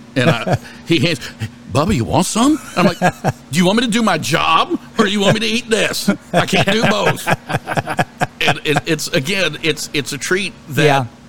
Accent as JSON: {"language": "English", "town": "Washington", "region": "District of Columbia", "country": "United States", "tie": "born or raised there", "moved": "yes", "lives_now": "Jacksonville, United States", "said": "I grew up in Washington, D.C."}